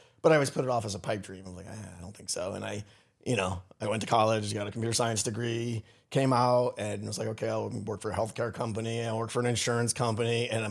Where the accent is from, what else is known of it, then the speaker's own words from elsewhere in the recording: New England, United States; moved away as an adult; I'm from Connecticut and Massachusetts, Rhode Island, New England boy.